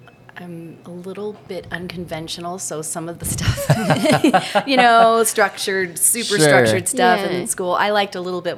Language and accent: English; Adrian, Oregon, United States; I was born and raised on a farm a couple miles out of Adrian.